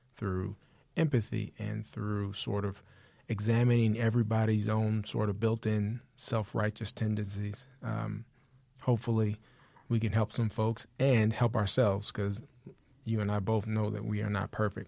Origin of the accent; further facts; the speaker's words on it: Austin, Texas, United States; I am from Austin. We moved here when I was about nine.